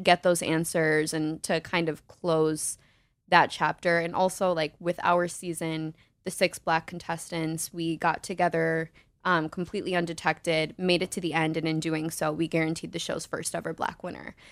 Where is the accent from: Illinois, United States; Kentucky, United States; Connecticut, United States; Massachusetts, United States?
Illinois, United States; Naperville; from Naperville, Illinois